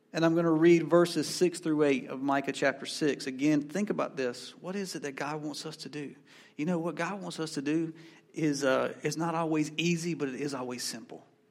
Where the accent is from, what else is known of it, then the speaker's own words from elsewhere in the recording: Asheboro, North Carolina, United States; I come from Ashboro, North Carolina, home of the N C Zoo